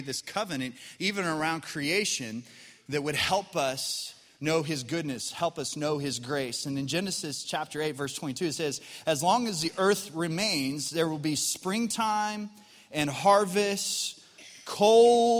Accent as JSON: {"language": "English", "region": "Colorado", "country": "United States", "tie": "born or raised there", "moved": "yes", "lives_now": "Arkansas, United States", "said": "When I grew up in Colorado"}